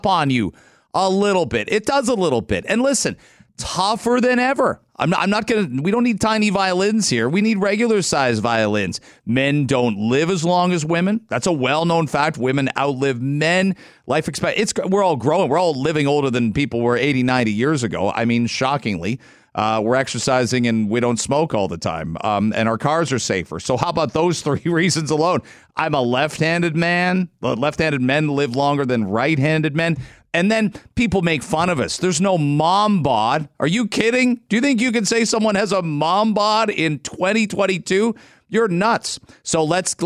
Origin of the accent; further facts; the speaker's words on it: England, United Kingdom; moved away; I'm from England originally.